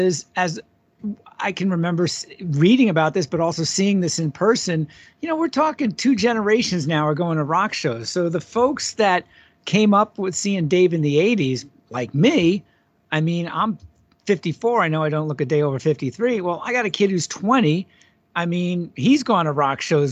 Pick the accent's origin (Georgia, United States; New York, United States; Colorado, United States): New York, United States; Long Island; now in Minnesota, United States; I grew up on Long Island, lived on the East Coast for a long time